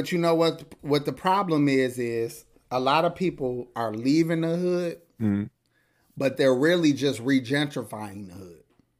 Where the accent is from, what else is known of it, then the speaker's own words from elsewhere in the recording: New Haven, Connecticut, United States; Yes, I'm from Connecticut. He said, gun waving New Haven.